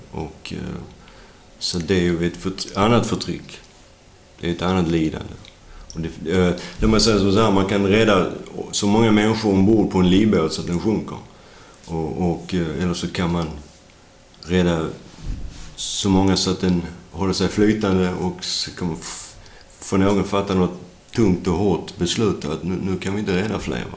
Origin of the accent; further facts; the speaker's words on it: Sweden; also born or lived in United States; jag föddes svensk